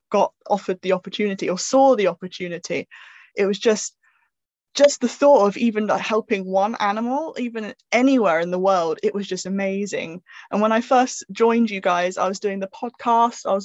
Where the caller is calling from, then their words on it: South West England, United Kingdom; Um, I'm tuning in from Dorset in England.